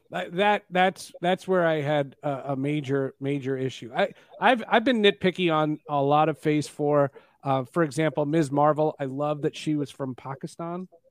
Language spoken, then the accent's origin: English; New Jersey, United States; I grew up in New Jersey